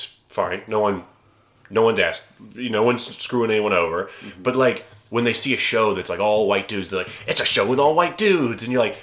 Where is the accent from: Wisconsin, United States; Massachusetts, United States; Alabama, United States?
Alabama, United States; moved away; I'm from Alabama.